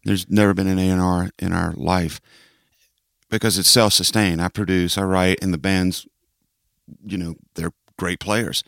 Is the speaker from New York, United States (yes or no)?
no; Atlanta, Georgia, United States; also born or lived in Rome, Georgia / Texas; Grew up in Atlanta